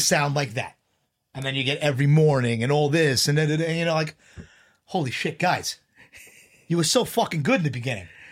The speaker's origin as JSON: {"language": "English", "town": "New York City", "region": "New York", "country": "United States", "tie": "born or raised there", "said": "I grew up in Bayside, but, uh, I used to hang out in Glendale"}